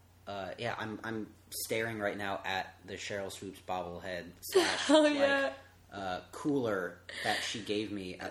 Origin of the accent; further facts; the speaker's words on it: Connecticut, United States; I grew up in Connecticut.